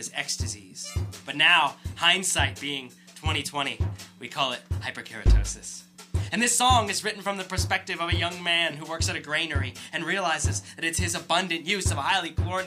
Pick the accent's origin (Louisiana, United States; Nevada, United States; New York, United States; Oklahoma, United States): Nevada, United States; Las Vegas; I'm from Las Vegas, Nevada